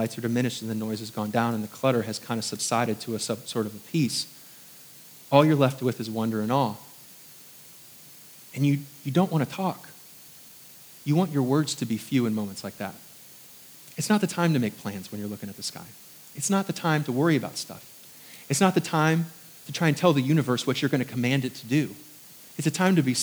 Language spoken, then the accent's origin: English; Indiana, United States; moved away as an adult; also born or lived in New York; now in Southern United States; I was from New York for the first 10 years of my life and then Indiana, which is kind of country